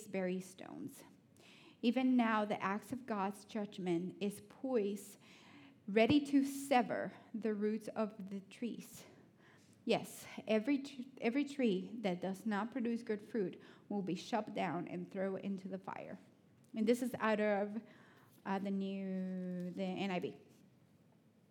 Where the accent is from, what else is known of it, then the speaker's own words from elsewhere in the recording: Honduras; English is a second language; now in Athens, United States; I know I'm from Honduras, but I'm a city girl